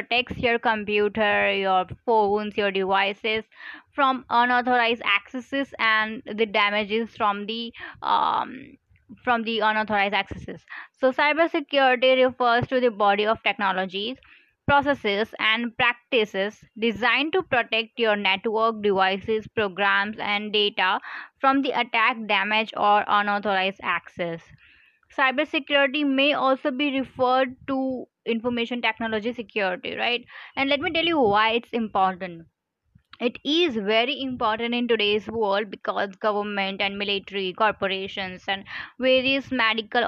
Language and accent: English; India; I'm from India